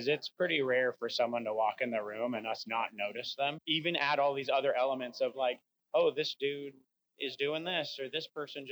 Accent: Tucson, Arizona, United States; also born or lived in Seattle, Washington; now in Spokane, United States; Born and raised in Tucson, Arizona

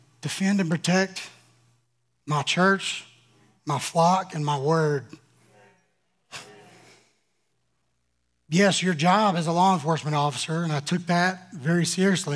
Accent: Louisiana, United States; I'm from Louisiana.

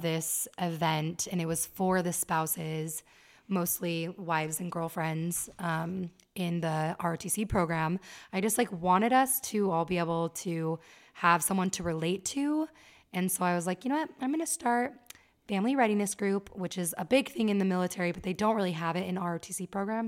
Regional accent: Las Vegas, Nevada, United States; moved away as an adult; now in Utah County, United States; And I was raised in Las Vegas, and I've lived in Utah for almost ten years.

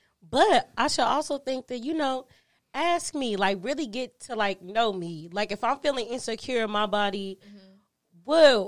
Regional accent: Austin, Texas, United States; I'm from Austin, Texas.

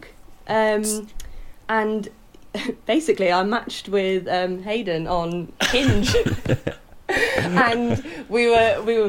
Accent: Rugby, West Midlands, United Kingdom; I'm actually from a town called Rugby

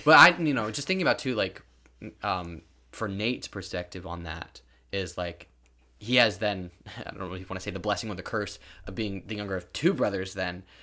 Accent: California, United States; moved away; originally we're from California

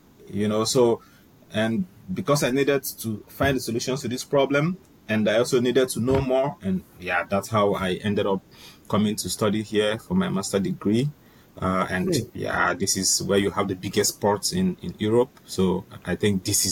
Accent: Nigeria; moved away as an adult; also born or lived in Rotterdam, Netherlands; now in Netherlands; I am originally from Nigeria. I came here for my master degree program 2 years ago in Hoge School, Rotterdam

